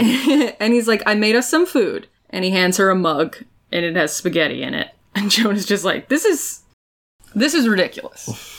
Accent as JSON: {"language": "English", "country": "United States", "said": "I'm already from America"}